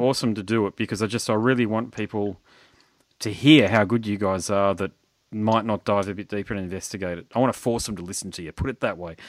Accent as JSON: {"language": "English", "region": "Queensland", "country": "Australia", "said": "I'm not from Sydney or Melbourne. I'm from Queensland"}